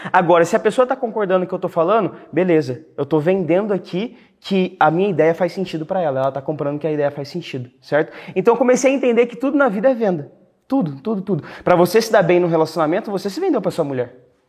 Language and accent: Portuguese; Cuiabá, Mato Grosso, Brazil; moved away; eu nasci na cidade de Cuiabá, cara, Mato Grosso